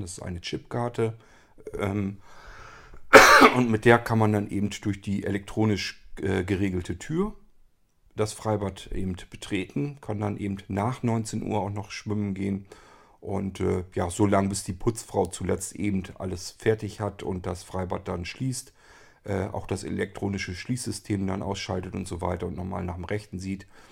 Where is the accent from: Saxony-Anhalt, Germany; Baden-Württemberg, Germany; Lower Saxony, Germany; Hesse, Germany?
Lower Saxony, Germany; Barenburg; das ist Barenburg, wo ich aufgewachsen bin